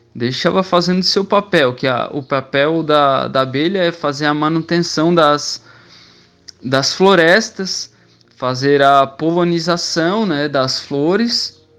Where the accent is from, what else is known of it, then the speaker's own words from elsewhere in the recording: Criciúma, Santa Catarina, Brazil; eu nasci na cidade de Criciúma, Santa Catarina. Eu trabalho na prefeitura de Criciúma